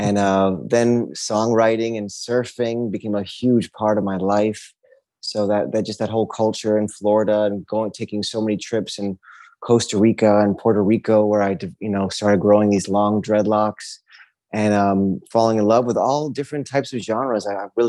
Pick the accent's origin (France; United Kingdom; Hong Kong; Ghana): Hong Kong; born there; also born or lived in Norway / New York City / Texas / Miami; I was born in Hong Kong, Norway, came back to New York City and then Texas and then Miami really was where I kind of came into who